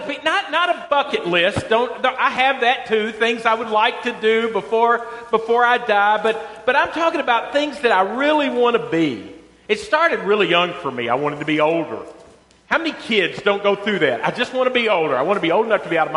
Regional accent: Western Kentucky, United States; I was from Western Kentucky

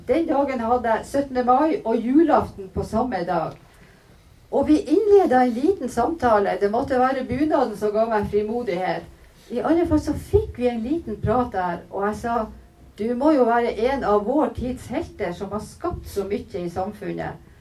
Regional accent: Kilbotn, Troms, Norway; det er altså av heimbygda mi. Kilbotn heter den

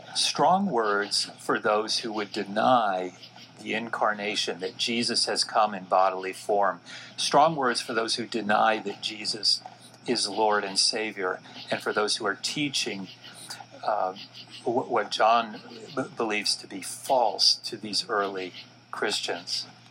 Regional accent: Dallas, Texas, United States; I was born and raised in Dallas, Texas.

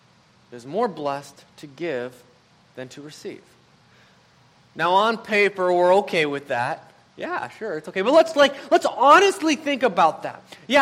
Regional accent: Madison, Wisconsin, United States; And I'm like, I'm from Madison. What is that?

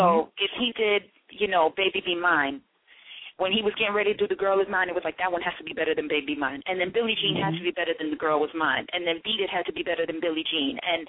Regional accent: Miramar, Florida, United States; also born or lived in Mandeville, Jamaica; now in New York City, United States; I'm originally from Florida, from South Florida, Miramar, Florida. I was raised back and forth between Miramar and Mandeville, Jamaica. I would go back and forth a lot.

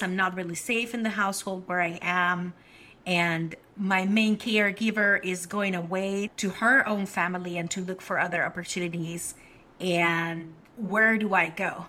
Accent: Mexico City, Mexico; now in Washington, D.C., United States; I was born in the land of the Mexica, Tenochtitlan, Mexico City. Grew up there

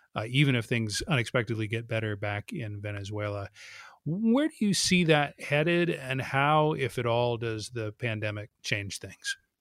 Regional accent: United States; I'm American.

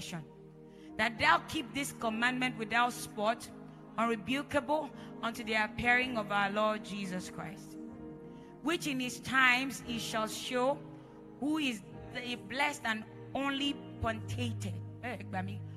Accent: Edo, Nigeria; I'm from Edo State. Just in case you know, we speak Pidgin like there's no tomorrow. In my house, we don't speak English

